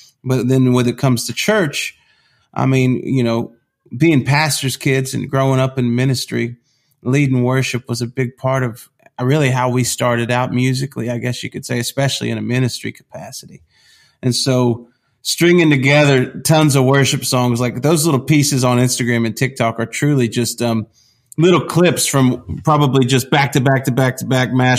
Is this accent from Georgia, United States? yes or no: yes; Georgia, United States; We grew up in South Georgia, a large part of our childhood, and then we moved to mom's hometown in early 2000s, and we've been here ever since.